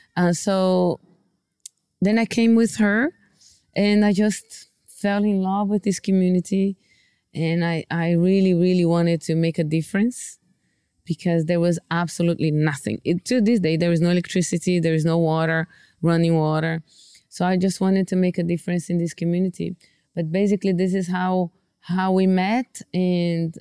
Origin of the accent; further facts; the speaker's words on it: Brazil; moved away as an adult; also born or lived in Bolivia / Guinea-Bissau; I'm from Brazil and so I was studying in Brazil